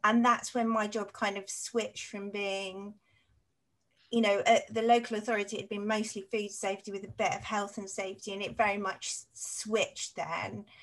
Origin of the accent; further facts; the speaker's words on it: Cambridge, East of England, United Kingdom; also born or lived in Saffron Walden / Stapleford; I was actually born in Cambridge in East Anglia, so it's in the east of England